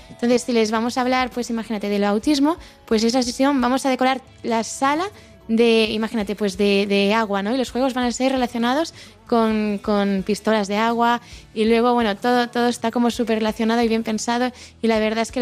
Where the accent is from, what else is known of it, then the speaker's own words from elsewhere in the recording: Barcelona, Catalonia, Spain; now in Santiago de Compostela, Spain; eh, soy de Barcelona, pero estoy viviendo en Santiago, tengo 25 años y soy monitora de, de aquí en Santiago.